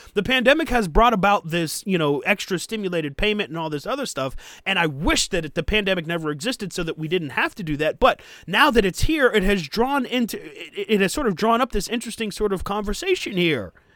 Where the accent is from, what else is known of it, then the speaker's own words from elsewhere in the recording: United States; us as American workers